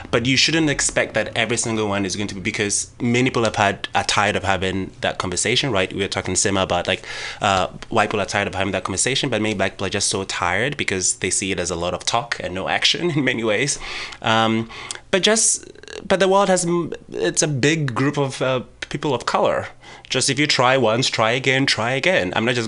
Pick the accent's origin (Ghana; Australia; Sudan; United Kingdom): Ghana; And I grew up in Ghana, and we're surrounded by Francophone countries.